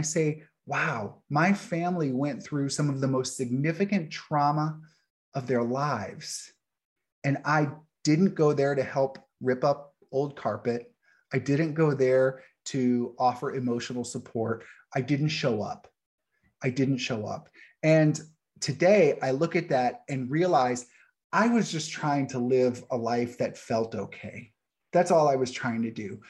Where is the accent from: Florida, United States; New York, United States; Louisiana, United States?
Louisiana, United States; New Orleans; moved away; I grew up in New Orleans